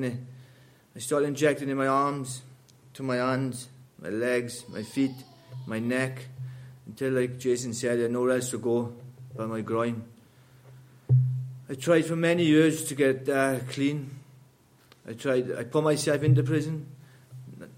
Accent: Wales, United Kingdom; I grew up in Wales

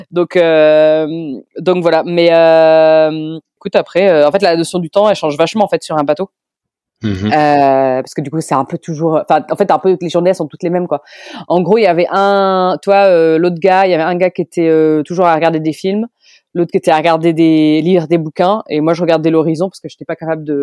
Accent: Orléans, Centre-Val de Loire, France; C'est ça. Je suis parti d'Orléans et je suis parti en stop jusqu'en Vendée, jusqu'au Sable d'Olonne.

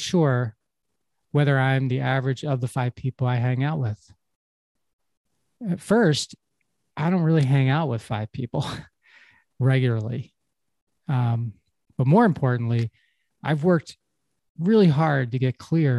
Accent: Havertown, Pennsylvania, United States; when I was a kid growing up in Havertown, it's a little town in Pennsylvania near Philadelphia

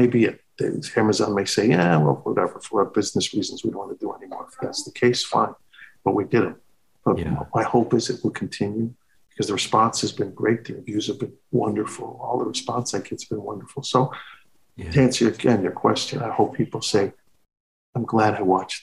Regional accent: Chicago, Illinois, United States; moved away; I love Chicago. It's my hometown.

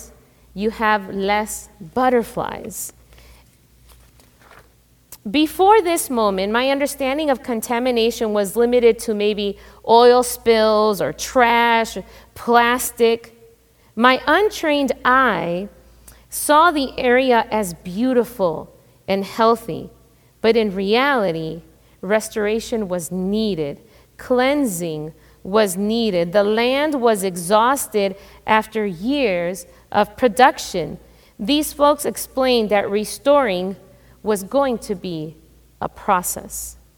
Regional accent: Chicago, Illinois, United States; I grew up in Chicago, inner city Chicago

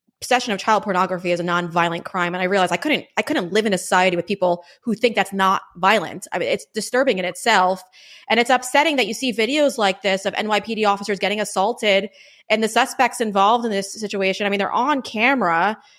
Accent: Long Island, New York, United States; I grew up on Long Island.

